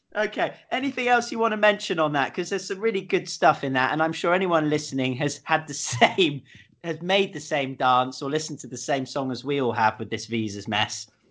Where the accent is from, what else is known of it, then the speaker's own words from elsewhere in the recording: United Kingdom; me being British